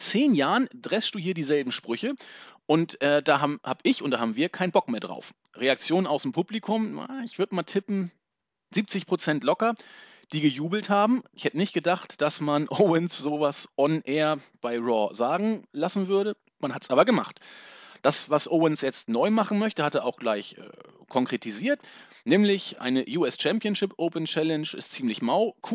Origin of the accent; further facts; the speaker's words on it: Northern Germany, Germany; Im Norden Deutschlands, da wo ich herkomme, heute richtig gut, fast 20 Grad.